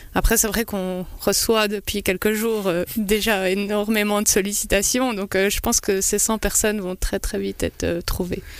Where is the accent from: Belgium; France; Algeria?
Belgium; je suis belge